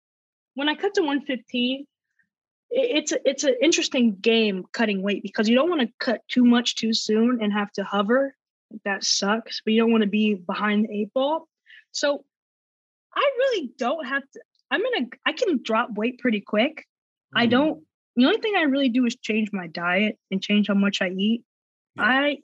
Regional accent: the South, United States; like, I'm from the South, so instead of drinking a sweet tea, I'll change it for a water

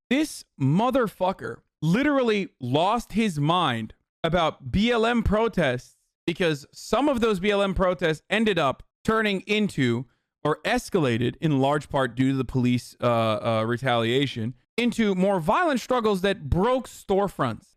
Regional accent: Turkey; moved away; I grew up in Turkey and I'm white

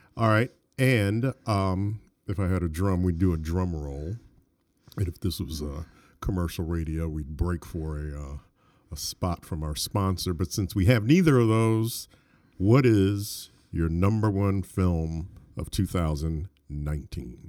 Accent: Detroit, Michigan, United States; I grew up in Detroit

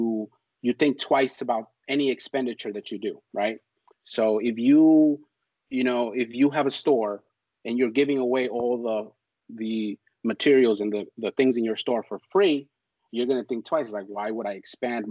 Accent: New York City, New York, United States; That school was actually about 10 minutes away from where I grew up in Harlem

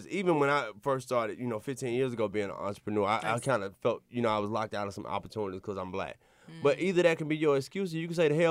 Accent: Jupiter, Florida, United States; I'm from Jupiter.

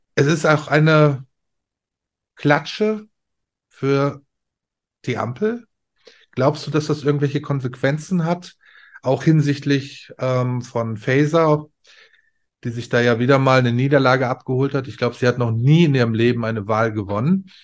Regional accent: Ruhr area, North Rhine-Westphalia, Germany; also born or lived in Bavaria; ich bin ein Kind des Ruhrpots

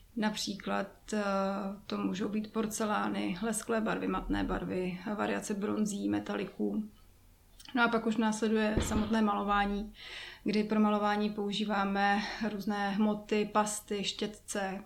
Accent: Jičín, Hradec Králové Region, Czechia; Já jsem původem z Čína

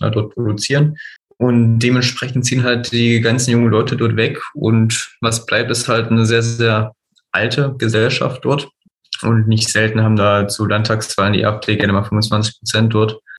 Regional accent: Teuchern, Saxony-Anhalt, Germany; also born or lived in Hohenmölsen; ich bin auch in Mörsen geboren und in Teuern aufgewachsen. Das ist beides so 10, 15 Kilometern äh, im Dunstkreis von Zeitz.

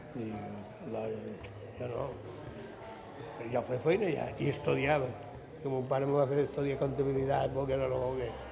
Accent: Palma, Balearic Islands, Spain; also born or lived in Llucmajor; Vaig néixer a Palma.

